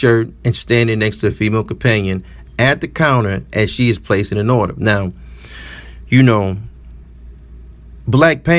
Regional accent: Detroit, Michigan, United States; I'm from the city of Detroit

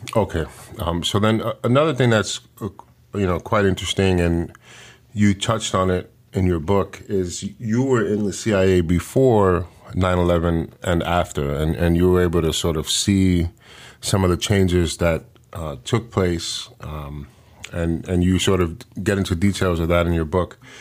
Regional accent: New York City, New York, United States; moved away; also born or lived in the Bronx; I'm from Washington Heights originally

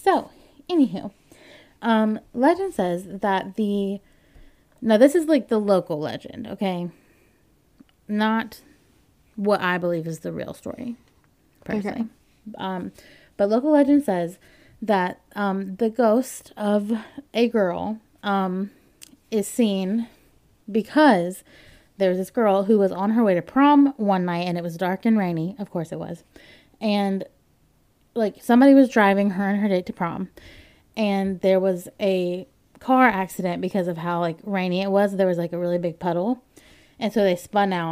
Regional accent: Winston-Salem, North Carolina, United States; I grew up in Winston-Salem

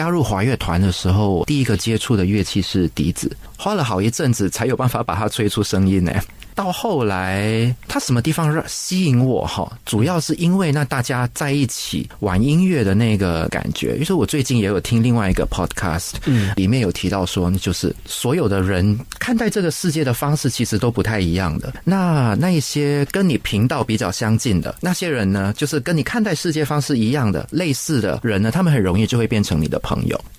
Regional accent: Malaysia; also born or lived in Taiwan; 我是，我是，我是土生土长。但是呢，我的人生蛮有趣的。他就是大概以十年为一个阶段，一直到十岁的时候，我是跟我外婆住的。我十岁搬回去跟家里住，然后大概到十九岁的时候就去了台湾念书，在台湾也待了十年，然后二十九岁的时候回来马来西亚。

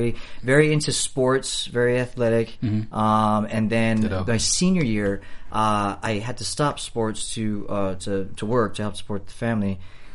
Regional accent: Los Angeles, California, United States; I'm from El Sereno

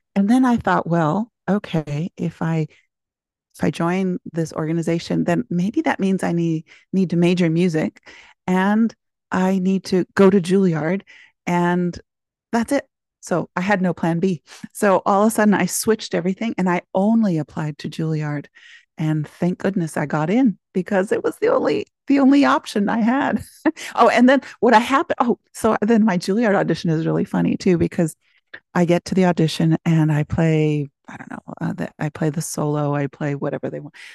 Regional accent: Concepción, Biobío, Chile; now in United States; I was born in Chile, in Concepcion

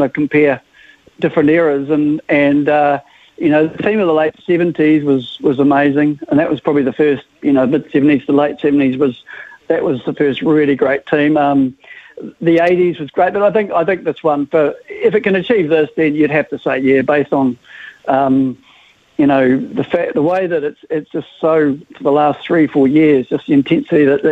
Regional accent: New Zealand; accent: New Zealand; also born or lived in Liverpool, England; I came out here when I was young, so... So I'm a Kiwi, sort of, you know, 95% of the time

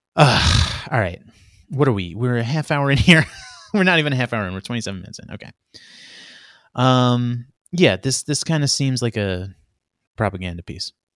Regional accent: New York City, New York, United States; Queens where I grew up, Queens, uh, the border of Queens, Long Island.

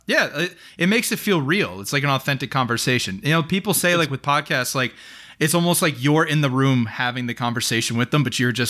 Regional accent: New Jersey, United States; also born or lived in Indiana; I'm originally from New Jersey and then made a 14-year pit stop in Indiana. So I've made my way across the country all over here.

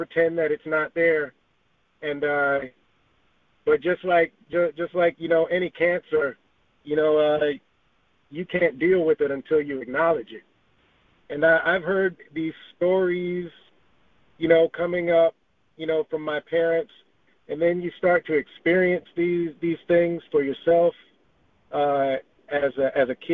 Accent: Georgia, United States; also born or lived in Los Angeles, United States; born and raised most of my formative years in Georgia

